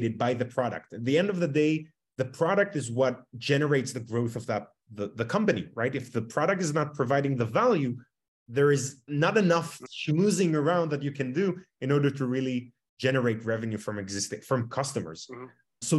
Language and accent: English; Tel Aviv, Tel Aviv District, Israel; born and raised in Tel Aviv, Israel.